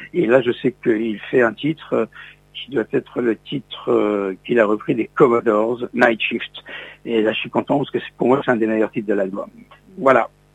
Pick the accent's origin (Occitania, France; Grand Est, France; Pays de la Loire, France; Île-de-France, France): Grand Est, France; Metz; moved away; je suis originaire de la ville de Metz, en Lorraine